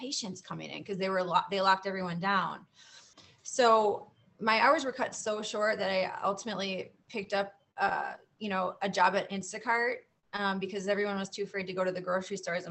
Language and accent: English; Florida, United States; I'm from Florida.